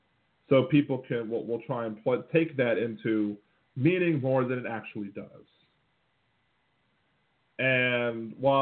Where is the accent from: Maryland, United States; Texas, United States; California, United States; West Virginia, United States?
Maryland, United States; moved away; It's my annual trip to visit my family. Because I'm originally from Maryland.